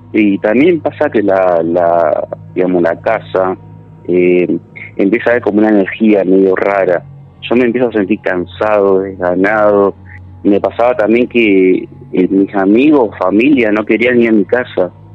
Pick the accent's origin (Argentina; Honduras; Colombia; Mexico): Argentina; Santa Fe; moved away as an adult; also born or lived in Villa Constitución; now in San Justo, Argentina; Yo soy santafesino